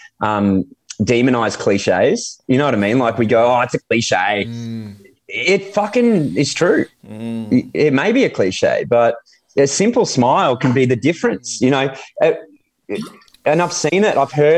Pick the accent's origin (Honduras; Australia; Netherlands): Australia; moved away as an adult; also born or lived in United Kingdom; I'm an Aussie in the UK